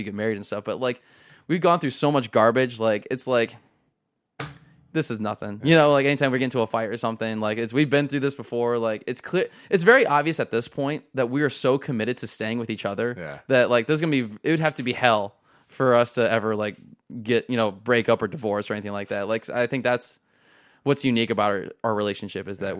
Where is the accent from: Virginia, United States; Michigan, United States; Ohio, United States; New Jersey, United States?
Ohio, United States; Tiffin; I was born in Tiffin